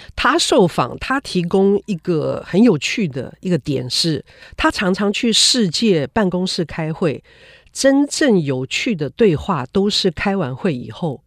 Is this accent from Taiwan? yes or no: yes; Taiwan; 作为一个台湾人何其幸福